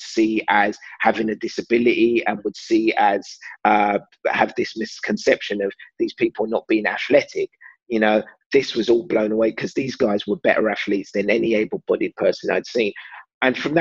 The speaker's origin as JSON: {"language": "English", "region": "London", "country": "United Kingdom", "tie": "born or raised there", "said": "I grew up in East London"}